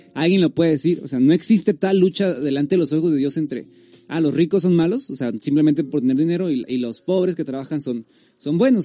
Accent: Tijuana, Baja California, Mexico; Los demás somos de aquí, de, Tijuana

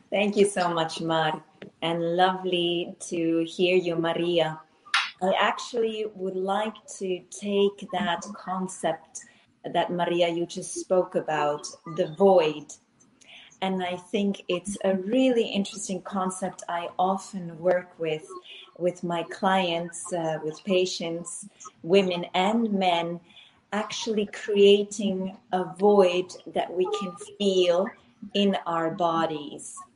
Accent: Finland; also born or lived in Switzerland / United States / Abu Dhabi, United Arab Emirates; now in Barcelona, Spain; I live in Barcelona. I am actually from Finland, born in Switzerland, lived in the US, in South

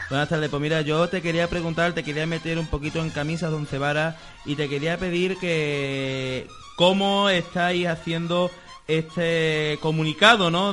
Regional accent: Seville, Andalusia, Spain; soy sevillano de dicha soy sevillano

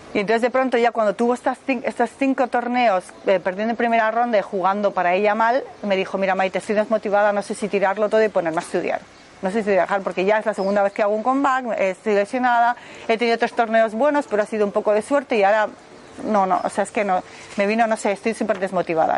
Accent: Madrid, Community of Madrid, Spain; moved away as an adult; now in Germany; Soy de Madrid, pero vivo hace 25 años en Alemania

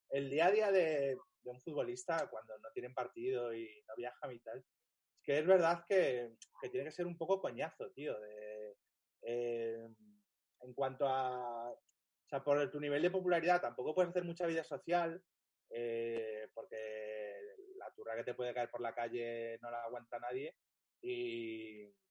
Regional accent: Pozuelo, Community of Madrid, Spain; Pero yo que soy un chaval de Pozuelo, que ya tenía una casa con jardín

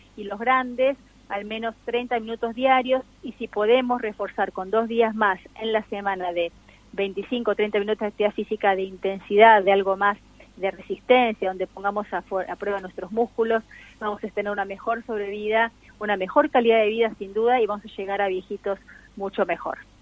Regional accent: Argentina; nosotros los argentinos

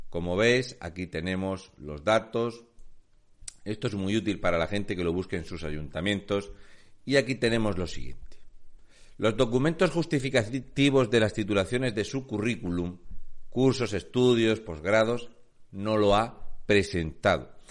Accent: Region of Murcia, Spain; un murciano encabronao

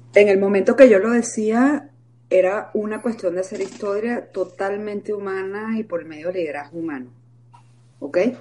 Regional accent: Venezuela; moved away as an adult; now in Mexico; Soy mitad venezolana y, mi patria natal y mi patria adoptiva porque tengo 25 años en México

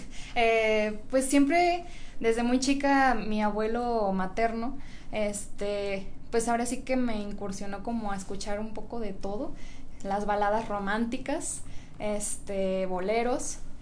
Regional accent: Puerto Vallarta, Jalisco, Mexico; also born or lived in Guadalajara; soy de aquí de Guadalajara, pero crecí en Puerto Vallarta

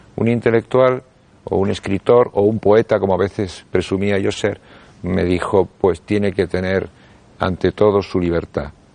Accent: Buenos Aires, Argentina; now in Spain; Yo nací en Buenos Aires y llegué aquí a España en el año 1969

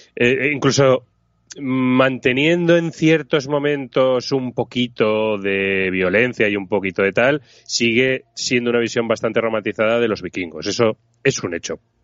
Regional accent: Zaragoza, Aragon, Spain; soy de Zaragoza

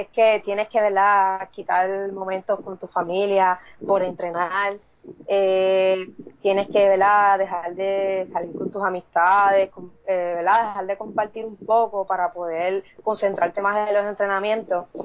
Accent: Sabana Grande, Puerto Rico; soy de Puerto Rico, del pueblo de Sabana Grande

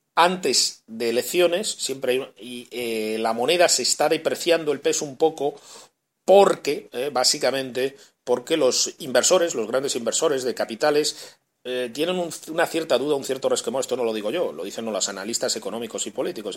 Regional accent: Spain; moved away as an adult; now in Chile; ya sabe que soy español

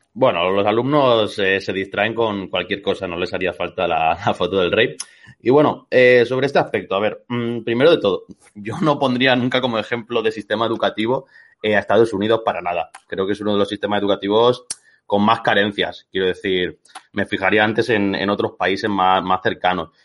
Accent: Catalonia, Spain; soy catalán, o sea que he ido a la misma escuela que aquí el, bueno, a al mismo sistema educativo que aquí el compañero

